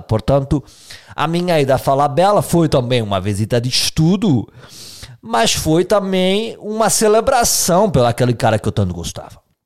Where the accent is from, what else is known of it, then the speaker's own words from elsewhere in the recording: Portugal; sou português